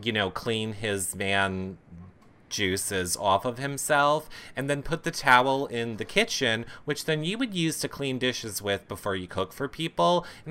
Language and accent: English; the South, United States; I'm from the South, so I'm stupid and I don't know how to put a vitamin in my mouth?